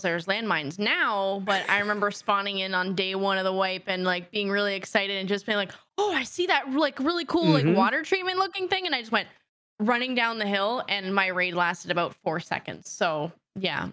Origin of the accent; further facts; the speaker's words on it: Canada; Being Canadian